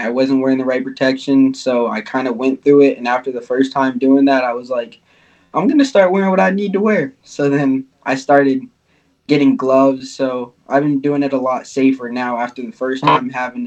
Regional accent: Florida, United States; I'm from Florida

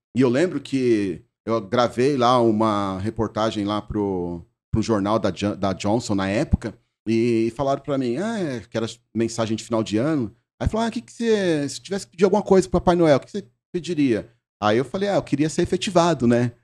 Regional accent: Brazil; eu nasci na Lapa. Hum. Eu nasci na Lapa

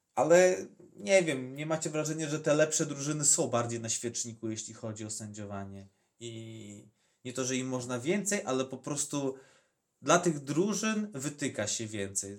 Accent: Podlaskie Voivodeship, Poland; u nas na Podlasiu

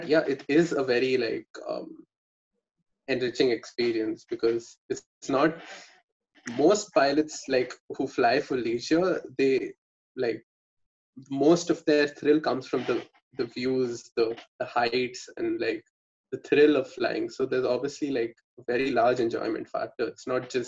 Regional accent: Bangalore, Karnataka, India; I'm from Bangalore, so I know the Bangalore region folks

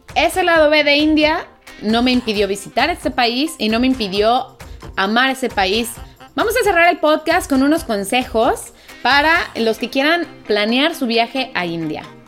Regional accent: Mexico; moved away as an adult; also born or lived in Italy; yo soy mexicana y vengo de un país en donde también nos falta cultura para no tirar basura

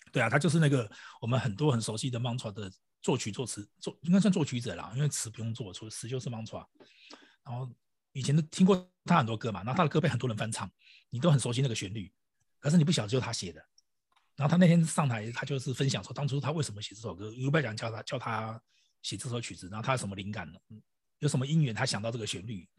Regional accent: Taiwan; 我们台湾翻成类比讯号

